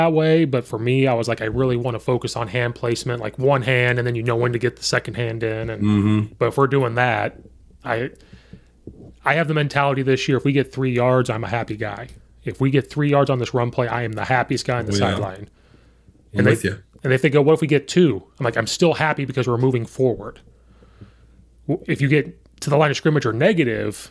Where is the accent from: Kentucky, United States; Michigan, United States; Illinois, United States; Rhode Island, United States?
Illinois, United States; central; now in Chicago suburbs, United States